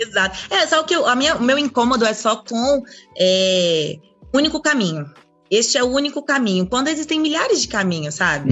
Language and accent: Portuguese; Brasília, Federal District, Brazil; also born or lived in Anápolis, Goiás; eu sou de Anápolis, mas eu cresci a minha vida toda em Brasília